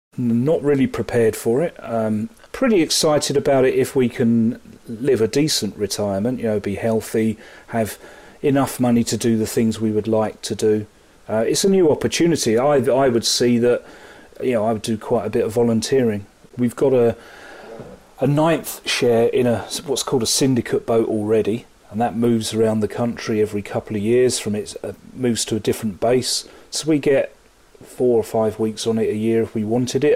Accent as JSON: {"language": "English", "area": "Sussex", "region": "South East England", "country": "United Kingdom", "tie": "born or raised there", "also_born_or_lived": "Worthing / London", "said": "I'm a Sussex born and bred, virtually lived in Sussex all my life"}